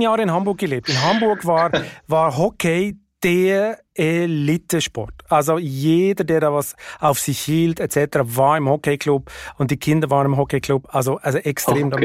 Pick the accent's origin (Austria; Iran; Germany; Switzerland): Switzerland; moved away; mein Heimatland